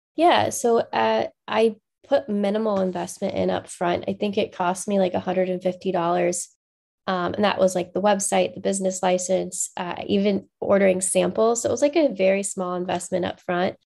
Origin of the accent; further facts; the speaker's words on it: Macomb, Illinois, United States; I grew up in Macomb, Illinois, or just outside of Macomb, Illinois, uh, on a farm